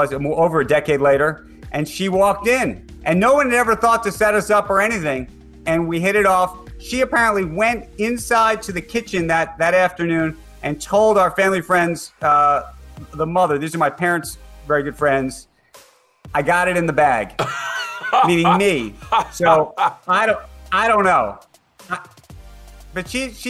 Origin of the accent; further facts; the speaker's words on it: New York, United States; I'm a New Yorker